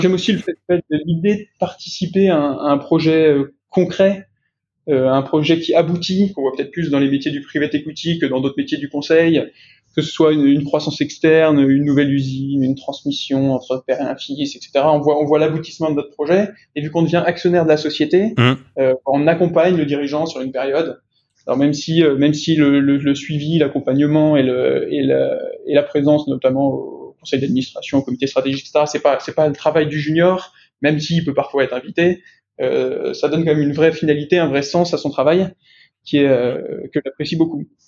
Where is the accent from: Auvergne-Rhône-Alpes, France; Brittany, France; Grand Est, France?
Auvergne-Rhône-Alpes, France; Lyon; moved away as an adult; now in Paris, France; j'ai grandi à Lyon et je vis maintenant euh, à Paris.